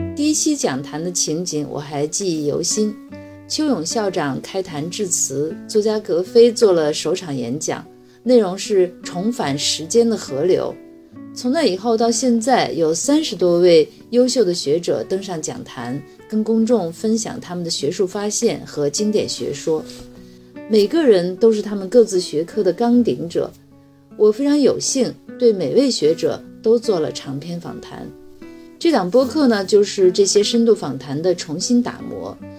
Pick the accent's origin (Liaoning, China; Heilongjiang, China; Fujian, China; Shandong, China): Shandong, China; now in Beijing, China; 我是山东人，曾经在山东卫视和央视做过主持人